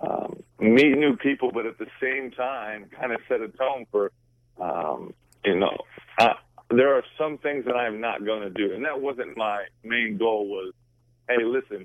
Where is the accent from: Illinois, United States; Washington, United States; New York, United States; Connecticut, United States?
Washington, United States; Seattle; I'm born and raised in Seattle, Washington